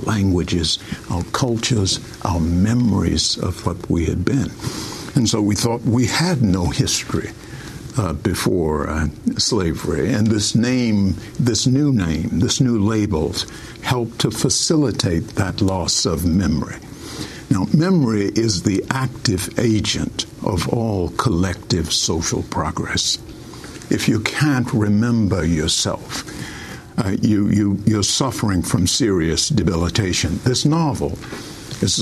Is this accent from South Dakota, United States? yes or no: no; Richmond, Virginia, United States; moved away as an adult; also born or lived in St. Kitts; now in St. Kitts and Nevis; When I was a child growing up in Richmond, Virginia, we were called Negroes